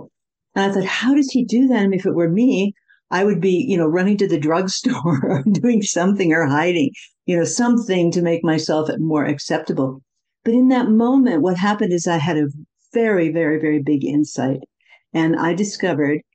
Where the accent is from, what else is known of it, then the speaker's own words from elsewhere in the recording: Midwest, United States; also born or lived in India; I come from the Midwest in America